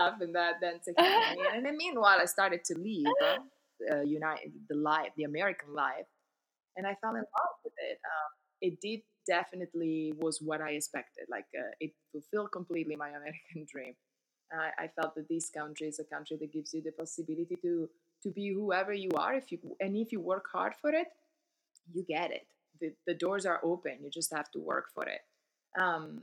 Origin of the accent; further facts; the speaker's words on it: Milan, Lombardy, Italy; English is a second language; moved away as an adult; also born or lived in New York City, United States; now in New Jersey, United States; I'm originally from Italy. I grew up in Milano.